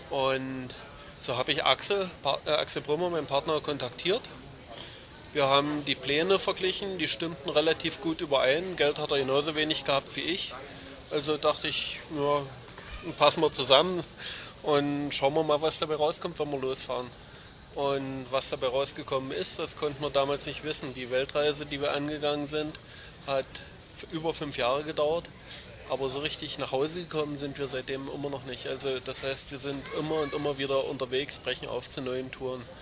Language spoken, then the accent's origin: German; Thuringia, Germany; moved away as an adult; Seit, seit dem Fall der Mauer, ich bin aus Thüringen, bin ich mehr oder weniger ständig unterwegs in der Welt.